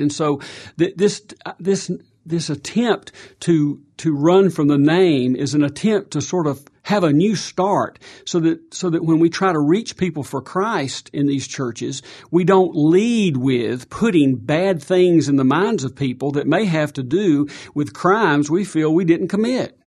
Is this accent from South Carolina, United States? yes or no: yes; South Carolina, United States; moved away; I grew up in South Carolina, blue collar